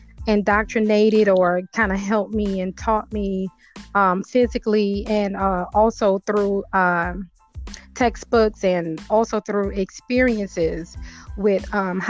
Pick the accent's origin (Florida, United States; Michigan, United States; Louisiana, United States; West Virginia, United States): Louisiana, United States; New Orleans; now in Georgia, United States; I'm actually originally from New Orleans